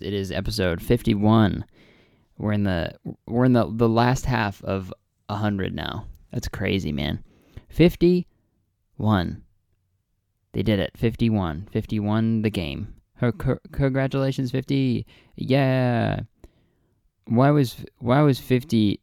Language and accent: English; Canada